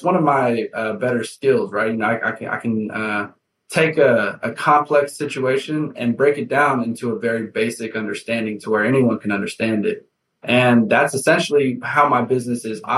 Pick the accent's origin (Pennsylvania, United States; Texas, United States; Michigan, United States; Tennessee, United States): Texas, United States; Houston; I am from Houston, Texas